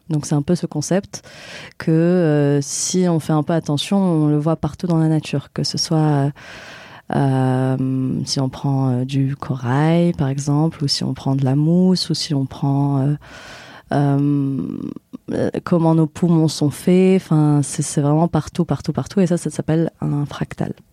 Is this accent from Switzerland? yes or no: no; Morocco; now in Marseille, France; je suis marocaine et du coup je pense que je, me suis bien intégrée ici à Marseille